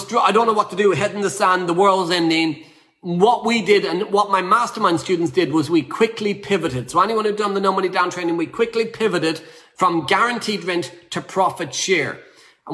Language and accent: English; Ireland; I'm Irish.